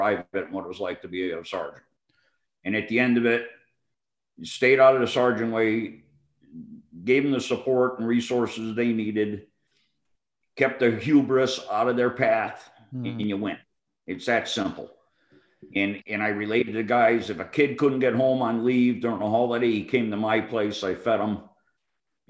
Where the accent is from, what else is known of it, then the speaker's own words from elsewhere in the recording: Chicopee, Massachusetts, United States; moved away as an adult; I grew up in Chicopee, Massachusetts